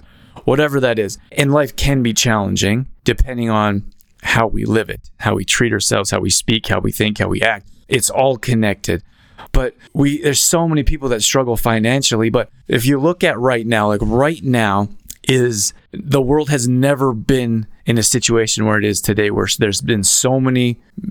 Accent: Calgary, Alberta, Canada; moved away; also born or lived in Los Angeles; I grew up in Calgary, Alberta

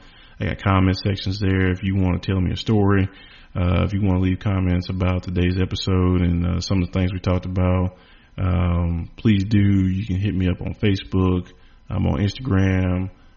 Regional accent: the South, United States; Well, number one, I'm from the South and I'm not trying to beat women.

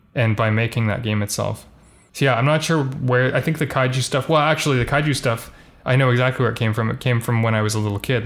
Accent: Vancouver, British Columbia, Canada; also born or lived in Halifax; my parents moved back here after, like, the first year

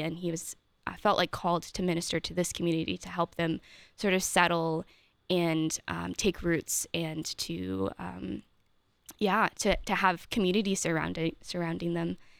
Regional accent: Maryland, United States; moved away as an adult; also born or lived in Steubenville, Ohio; now in Columbus, United States; I'm from Maryland originally.

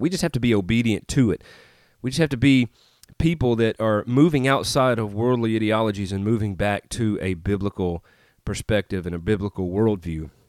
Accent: Tupelo, Mississippi, United States; moved away as an adult; also born or lived in Nashville, Tennessee; now in Northeast Arkansas, United States; I grew up in Mississippi, Northeast Mississippi, Tupelo, Mississippi, home of …. Lived there, born and raised there

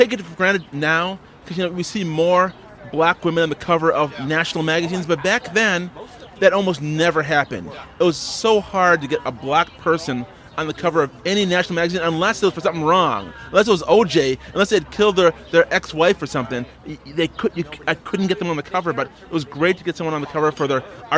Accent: Brockport, New York, United States; also born or lived in Kingston, Jamaica; I was actually born in Kingston, Jamaica. I was raised in upstate New York. I left Jamaica when I was a month old, so I have no accent.

